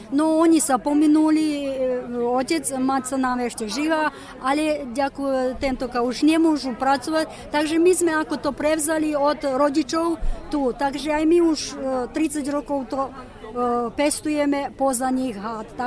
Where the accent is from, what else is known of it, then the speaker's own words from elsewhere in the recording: Lug, Vojvodina, Serbia; moved away; ja som rodom z ťato, z Lúgu.